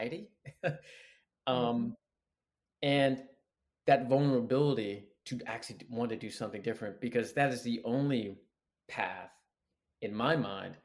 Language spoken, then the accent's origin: English; Sterling, Virginia, United States; also born or lived in Atlanta / Alabama; now in Marina Del Rey, United States; I'm originally from Sterling, Virginia. So right outside Washington, D.C.